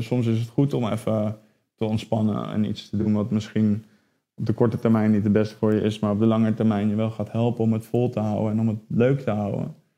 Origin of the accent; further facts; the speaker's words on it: Netherlands; wij als Nederlanders